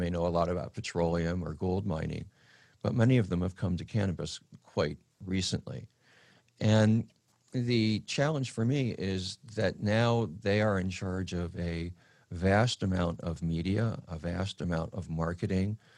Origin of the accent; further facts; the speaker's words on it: California, United States; as a Californian, as an American